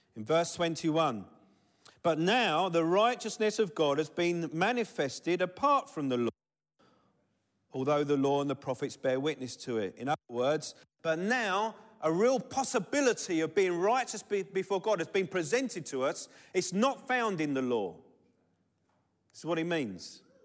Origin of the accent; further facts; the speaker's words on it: London, United Kingdom; I'm from Southeast London. We don't do T H's very well